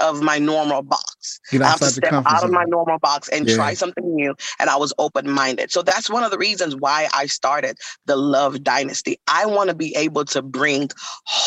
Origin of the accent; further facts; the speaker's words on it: Nigeria; I am from Nigeria